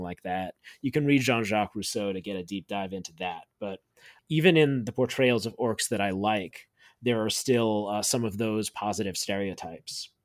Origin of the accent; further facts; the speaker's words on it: United States; growing up in America